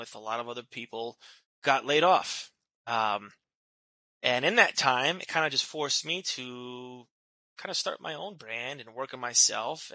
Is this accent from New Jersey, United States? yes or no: yes; New Jersey, United States; moved away as an adult; now in California, United States; I'm originally from New Jersey. I was born and raised there my entire life.